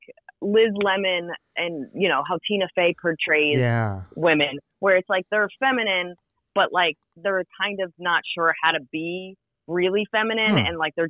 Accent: New Jersey, United States; moved away as an adult; now in Brooklyn, United States; I'm originally from New Jersey.

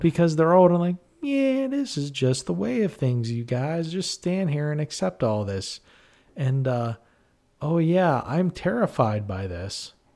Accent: Western Pennsylvania, United States; we're Pennsylvanians and those are Western. We're from Western P

